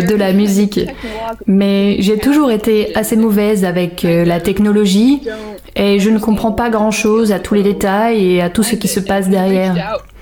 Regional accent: Silver City, New Mexico, United States; moved away; also born or lived in Portland; Moi j'ai grandi à Silver City

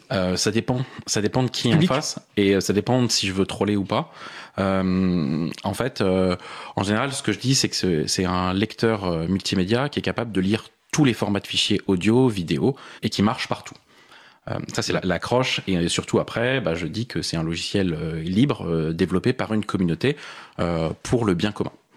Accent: Paris, Île-de-France, France; je suis parisien, j'ai vécu la plupart de ma vie à Paris

